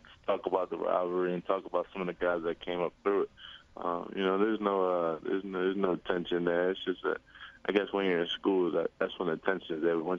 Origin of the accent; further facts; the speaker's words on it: Philadelphia area, Pennsylvania, United States; I was actually really close to going to Villanova. That was my hometown school